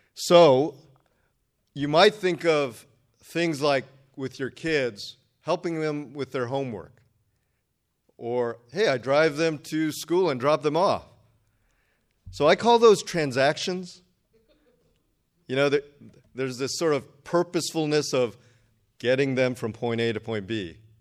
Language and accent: English; Redondo Beach, California, United States; also born or lived in Berkeley; I grew up down here in Redondo Beach